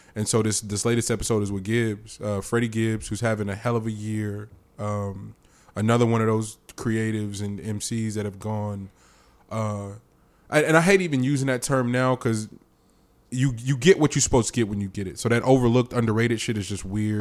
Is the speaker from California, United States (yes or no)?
yes; the Bay Area, California, United States; I'm from the Bay